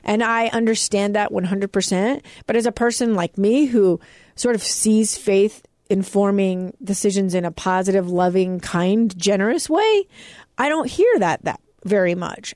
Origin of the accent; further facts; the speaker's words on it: United States; I was lucky enough to be born here.